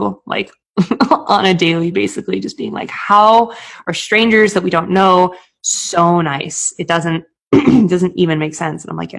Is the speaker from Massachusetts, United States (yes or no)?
yes; Boston, Massachusetts, United States; also born or lived in Maine; I moved from Boston, where I think I got my cold heart of steel. we're just like asshole New Englanders in Boston.